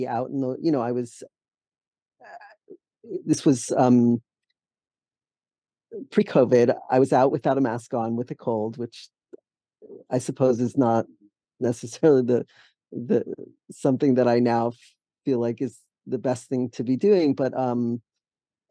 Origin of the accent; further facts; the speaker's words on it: Allentown, Pennsylvania, United States; moved away as an adult; also born or lived in San Francisco / New York; now in Massachusetts, United States; I grew up in Allentown, Pennsylvania